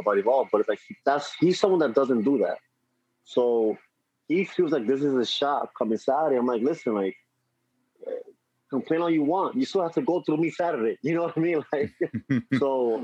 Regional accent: New York City, New York, United States; also born or lived in Dominican Republic; I'm from the Bronx.

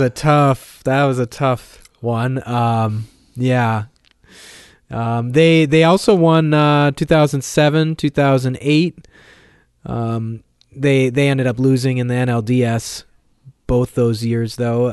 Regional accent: Minnesota, United States; growing up in Minnesota, uh, the Cubs were my team

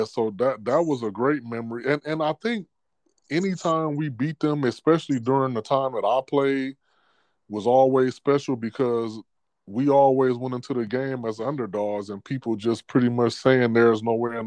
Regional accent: Michigan, United States; I grew up in Michigan

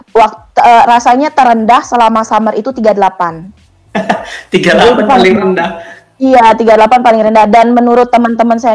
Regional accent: Banyuatis, Bali, Indonesia; Uh, saya aslinya Bali, tepatnya itu di Desa Banyuatis.

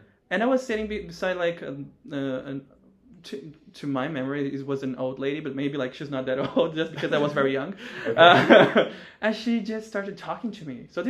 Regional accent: Brazil; we came from Brazil.

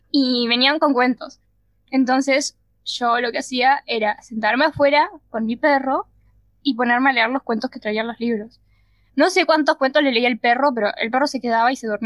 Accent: Montevideo, Uruguay; somos de Uruguay, Montevideo y de dos barrios, un barrio.

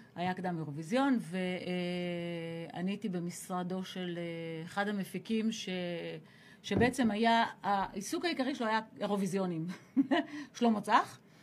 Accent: Ashdod, Southern District, Israel; העשר השנים המשמעותיות שלי גדלתי באשדוד, כי זה עשר עד עשרים

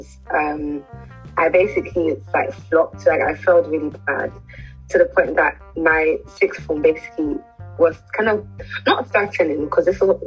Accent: London, United Kingdom; I was born and raised in London, but my family originally comes from Nigeria

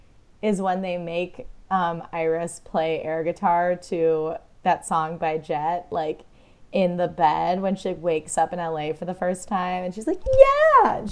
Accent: United States; as an American

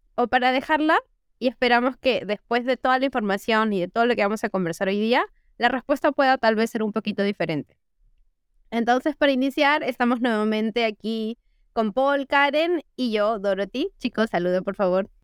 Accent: Lima, Peru; nosotros somos de acá, de Lima, Perú

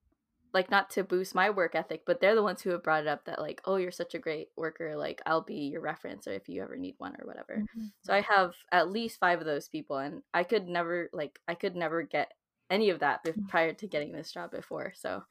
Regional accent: San Jose, California, United States; moved away; San Jose

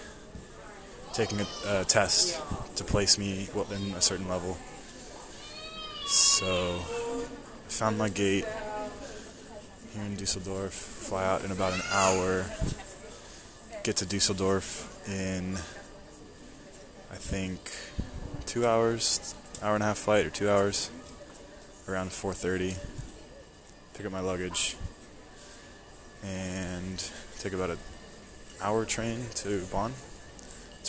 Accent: United States

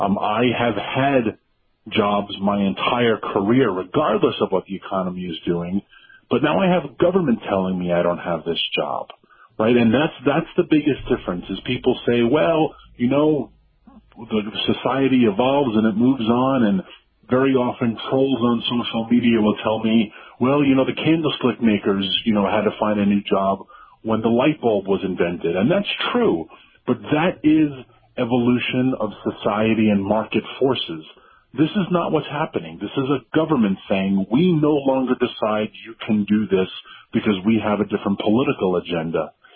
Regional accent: Washington, District of Columbia, United States; because I'm from Washington, D.C. And so I don't see the pain I'm inflicting.

